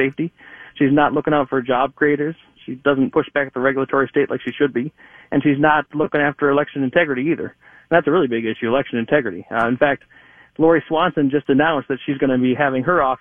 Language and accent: English; Eagan, Minnesota, United States; I'm from Eagan, Minnesota